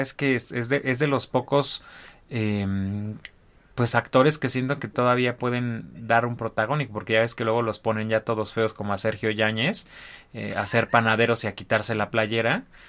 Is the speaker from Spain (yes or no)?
no; Mexico; como mexicanos no tenemos memoria